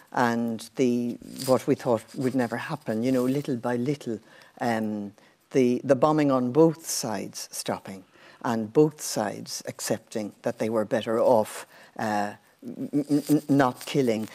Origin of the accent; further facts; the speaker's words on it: Borris, Leinster, Ireland; moved away; growing up in a village is brilliant